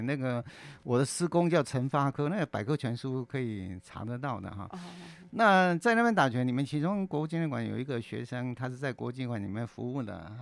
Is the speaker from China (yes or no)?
no; Kaohsiung, Taiwan; 我是老大。嗯。那我出生在高雄